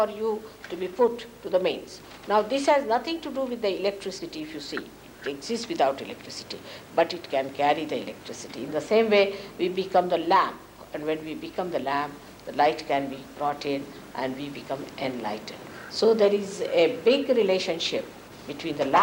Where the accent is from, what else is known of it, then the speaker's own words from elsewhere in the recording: India; as an Indian lady